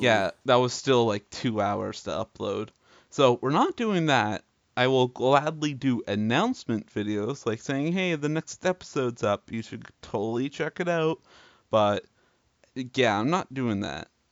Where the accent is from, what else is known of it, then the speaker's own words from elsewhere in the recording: Canada; we're both Canadian boys.